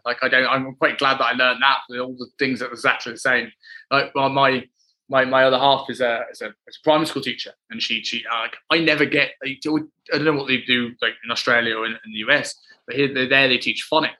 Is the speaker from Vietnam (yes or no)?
no; Black Country, West Midlands, United Kingdom; accent: Black Country; moved away; And I've never had a particularly thick black country accent